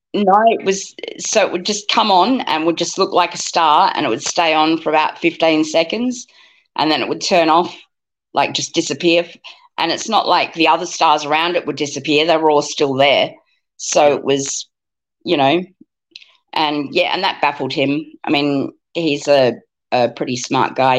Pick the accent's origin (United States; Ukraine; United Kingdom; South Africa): South Africa; now in Australia; when I was growing up in South Africa